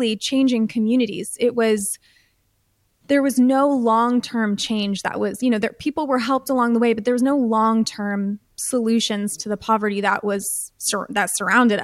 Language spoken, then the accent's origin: English; United States; I'm from the United States. I grew up in a very privileged home